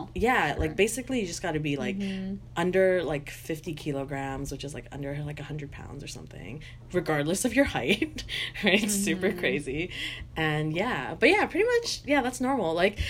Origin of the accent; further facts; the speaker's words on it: Canada; growing up in Canada